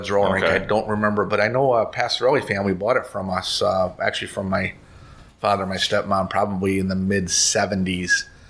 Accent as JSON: {"language": "English", "town": "Kenosha", "region": "Wisconsin", "country": "United States", "tie": "born or raised there", "also_born_or_lived": "Florida", "said": "I was born and raised in Kenosha, but I had some Florida ties. My father was a major league umpire down in Florida."}